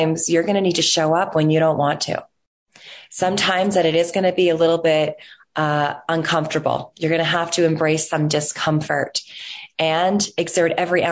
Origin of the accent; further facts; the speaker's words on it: Toronto, Ontario, Canada; growing up in Toronto, which is actually where I'm still a resident of today